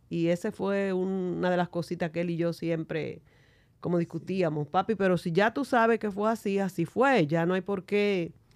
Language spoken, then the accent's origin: Spanish; San Juan de la Maguana, San Juan, Dominican Republic; somos de San Juan de la Maguana